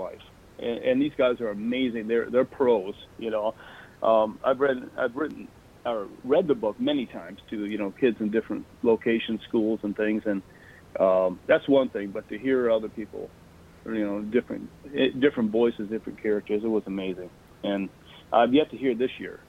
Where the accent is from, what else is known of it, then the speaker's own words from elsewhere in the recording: Michigan, United States; moved away; I was born and raised in Michigan